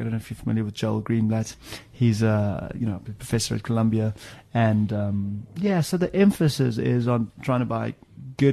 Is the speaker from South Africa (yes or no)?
yes; South Africa; moved away as an adult; also born or lived in Cape Province, South Africa / Johannesburg, South Africa / Stellenbosch, South Africa; now in London, United Kingdom; Grew up in the Cape, high school in Joburg, studied at Stellenbosch, studied statistics, came to the UK in 01